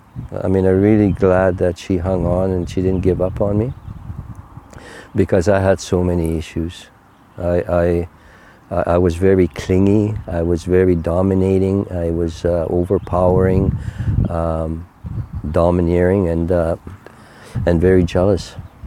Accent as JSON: {"language": "English", "country": "Canada", "first_language": "Cree", "second_language": "English", "said": "My first language is Cree."}